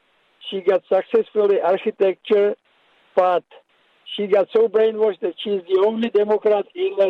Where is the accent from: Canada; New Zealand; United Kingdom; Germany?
Germany; moved away as an adult; now in New York, United States; Now, to my point, I came from Germany 30 years ago, consider myself New Yorker, but I was 25 years in my youth living in a totalitarian regime, and my mother was communist.